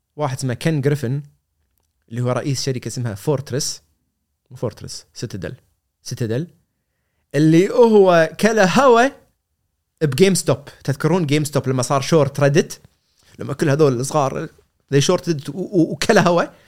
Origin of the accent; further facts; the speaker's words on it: Kuwait; انا كويتي صغير